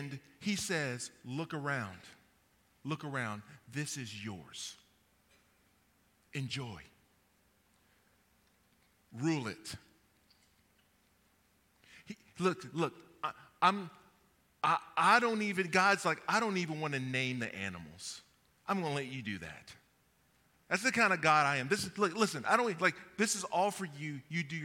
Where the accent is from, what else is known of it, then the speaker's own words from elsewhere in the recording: Kentucky, United States; I'm from Kentucky